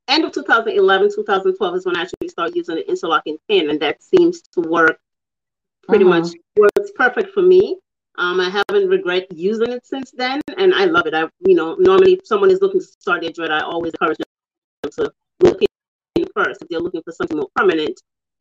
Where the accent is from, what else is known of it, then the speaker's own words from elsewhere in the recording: Jamaica; I'm from Jamaica